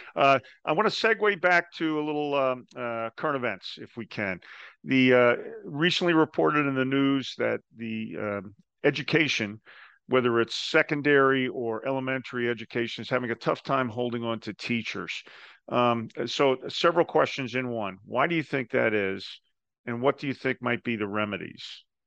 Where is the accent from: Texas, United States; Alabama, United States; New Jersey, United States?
New Jersey, United States; I'm from New Jersey